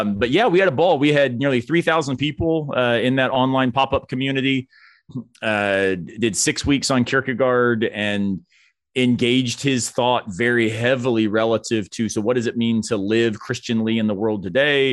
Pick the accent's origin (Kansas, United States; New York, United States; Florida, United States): Florida, United States; moved away; growing up in Florida